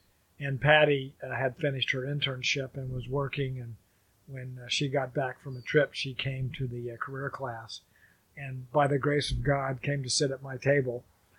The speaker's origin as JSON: {"language": "English", "region": "Oklahoma", "country": "United States", "tie": "born or raised there", "said": "Well, I grew up in Oklahoma, a very strong family with great family values and strong moral convictions."}